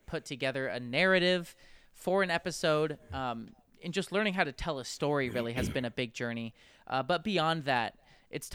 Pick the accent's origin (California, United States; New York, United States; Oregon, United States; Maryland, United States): California, United States; San Francisco Bay Area; moved away as an adult; now in Los Angeles, United States; I am originally from the San Francisco Bay Area.